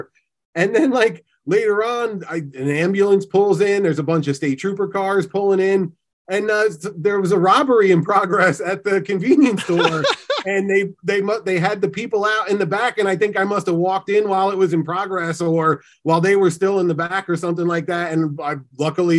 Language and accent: English; Pennsylvania, United States; where I grew up in Pennsylvania